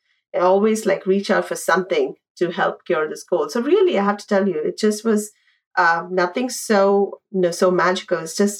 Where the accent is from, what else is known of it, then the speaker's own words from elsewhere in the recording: India; moved away as an adult; now in New York City, United States; Also growing up in India